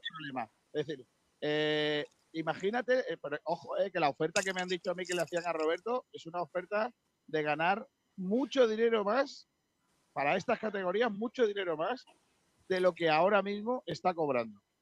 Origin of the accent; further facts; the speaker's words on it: Rincón de la Victoria, Andalusia, Spain; mi pueblo